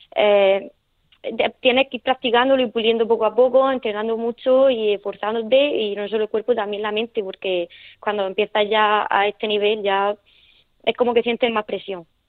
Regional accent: Nonduermas, Region of Murcia, Spain; accent: Murcian; also born or lived in El Palmar; estoy de, de Nonduerma, de un pueblecito

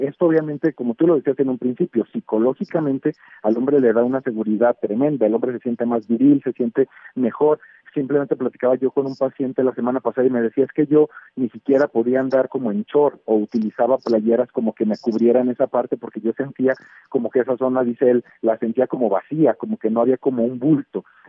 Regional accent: Mexico; nosotros como mexicanos

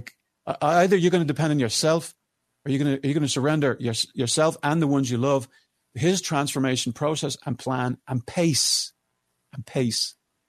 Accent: Ireland; And I'm your Irish brother.

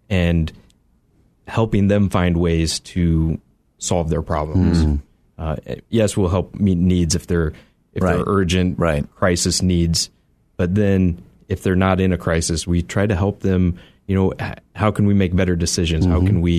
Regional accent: Northeast Indiana, United States; moved away as an adult; now in Chicago, United States; I grew up in Northeast Indiana, in a small town

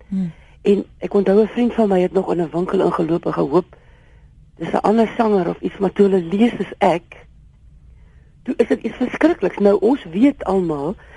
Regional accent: Eastern Cape, South Africa; ons kom beide van die Oos-Kaap af

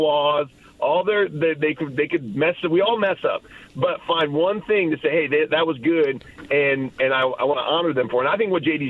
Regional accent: Michigan, United States; moved away; My dad, we're from Michigan.

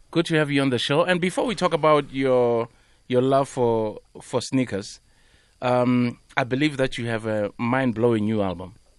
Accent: South Africa; we grew up in Ekasi

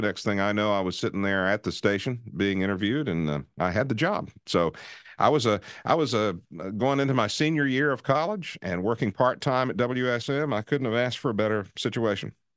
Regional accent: Nashville, Tennessee, United States; I grew up in Nashville

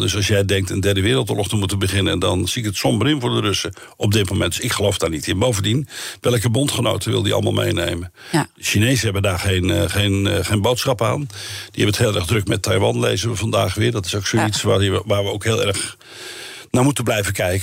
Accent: Netherlands; wij zijn Nederlanders

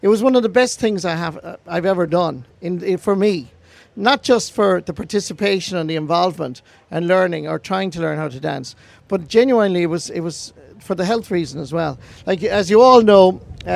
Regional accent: West Clare, Munster, Ireland; I'm from West Clare

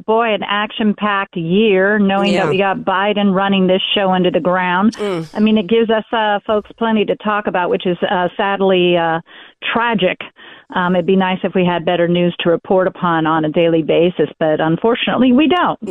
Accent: California, United States; I've been staying up in Sacramento as I cared for my parents as they got old. I'm a Californian. I was raised in California.

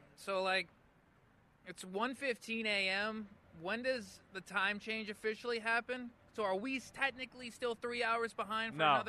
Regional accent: Spokane, Washington, United States; also born or lived in Pullman / Seattle; I was born in Spokane, but my mom went to Wazoo and UW, so I lived my first 6 months of life on those two campuses.

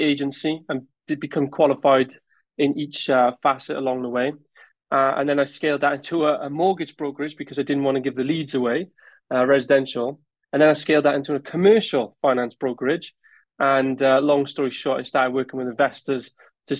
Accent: Newport, Wales, United Kingdom; I'm originally from Newport in South Wales. And growing up, I was fortunate that my parents were landlords

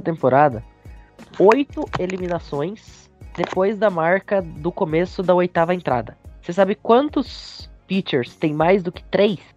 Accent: Gaúcho, Rio Grande do Sul, Brazil; Não, eu sou gaúcho.

